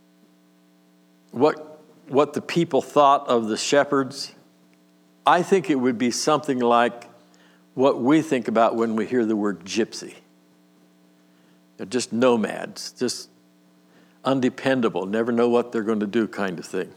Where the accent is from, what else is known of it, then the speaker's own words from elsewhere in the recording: Nelsonville, United States; also born or lived in Warren, Pennsylvania; We moved to Nelsonville when I was 8.